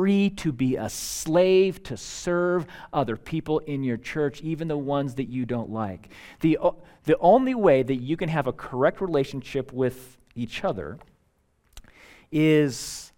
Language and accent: English; United States; as an American